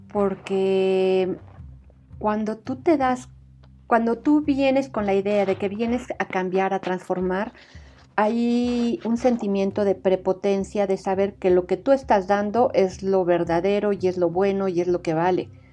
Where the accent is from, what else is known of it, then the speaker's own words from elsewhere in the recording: Mexico; estos somos los mexicanos